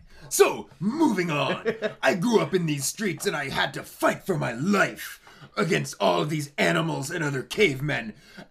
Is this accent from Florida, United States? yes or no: no; Detroit, Michigan, United States; Well, I'm from Detroit, originally. The most combative and melee-focused city in America.